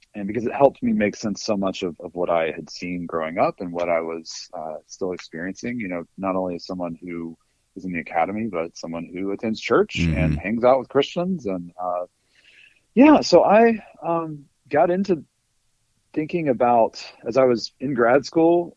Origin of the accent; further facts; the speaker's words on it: North Alabama, United States; moved away as an adult; also born or lived in Illinois / North Carolina; now in Boston, United States; originally from Alabama. I grew up in North Alabama